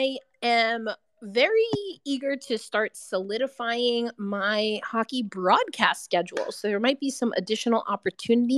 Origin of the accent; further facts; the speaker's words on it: New York, United States; accent: New York; I'm from New York.